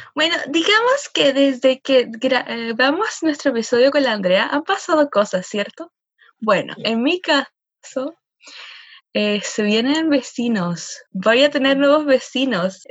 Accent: Chile

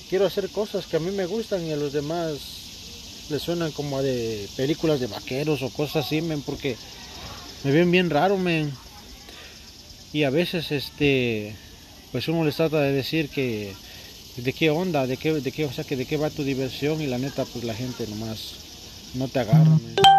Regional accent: Puebla, Mexico; now in United States; Yo soy de Puebla.

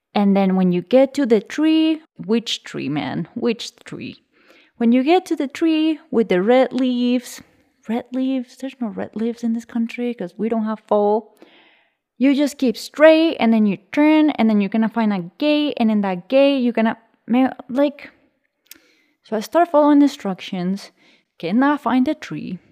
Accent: Colombia; I was born in Colombia in the 90s. I was born in a region northwest of the country very close to the limits to Panama

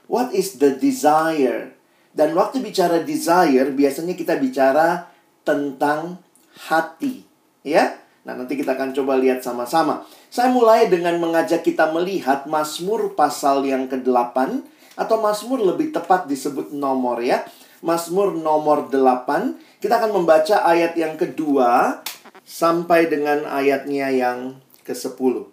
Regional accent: Makassar, South Sulawesi, Indonesia; moved away as an adult; now in Jakarta, Indonesia; Saya uh, aslinya lahir besarnya di Makassar sampai SMA, lalu kemudian saya kuliah ke Universitas Indonesia

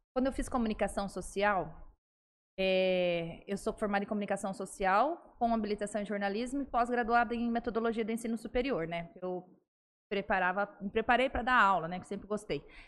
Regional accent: Presidente Prudente, São Paulo, Brazil; moved away as an adult; also born or lived in Nova Mutum, Mato Grosso / Rondonópolis, Mato Grosso; now in São José do Rio Preto, Brazil; Eu sou de Presidente Prudente, lá fiz faculdade lá

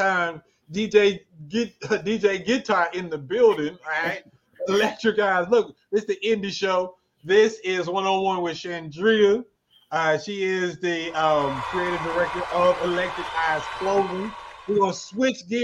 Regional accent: Arkansas, United States; I'm from a small town in Arkansas.

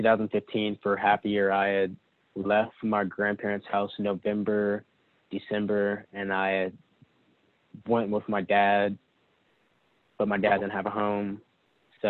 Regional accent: Huntsville, Alabama, United States; moved away; growing up in North Alabama

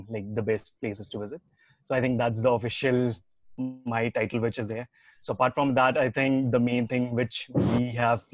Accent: Dehradun, Uttarakhand, India; moved away as an adult; also born or lived in Delhi; now in Bangalore, India; I'm not from Bangalore and then I'm from a small city called Dehradun, which is like, it's a valley.

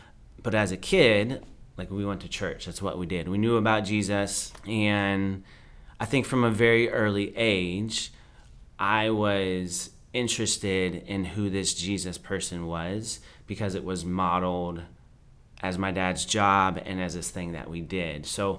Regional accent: United States; So I grew up a little bit of everywhere, pretty much every pocket of America except the Northwest.

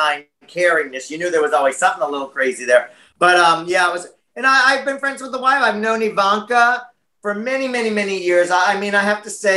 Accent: United States

